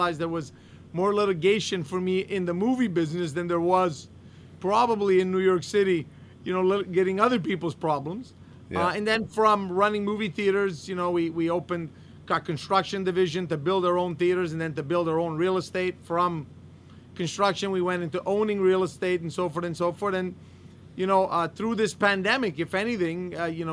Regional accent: Montreal, Quebec, Canada; also born or lived in London, Ontario; I'm Canadian. I'm born in Montreal, born, raised in Montreal, went to school, London, Ontario.

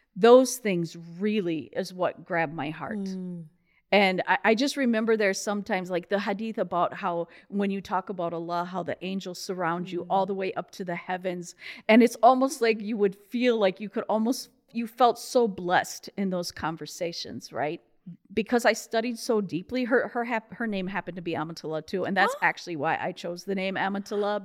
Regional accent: Rochester, Minnesota, United States; moved away; also born or lived in Saudi Arabia; I was born in Rochester, Minnesota

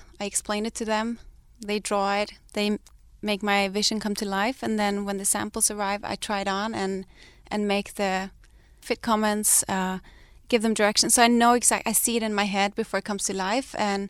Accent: Denmark; moved away as an adult; we came here from Denmark with nothing. We lived out of my friend's guest house in a valley with a little baby, and we have really built something together.

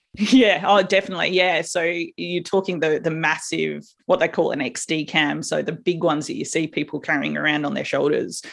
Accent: South Australia, Australia; a little country town in South Australia

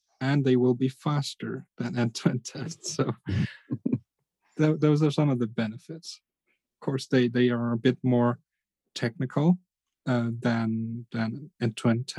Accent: Denmark; I'm from Denmark

